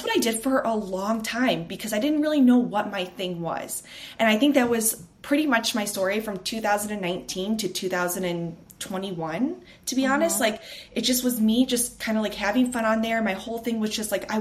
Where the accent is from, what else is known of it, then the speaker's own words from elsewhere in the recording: Chicago, Illinois, United States; moved away as an adult; now in Los Angeles, United States; I am from Chicago, but I just actually moved to LA 6 months ago with my fiance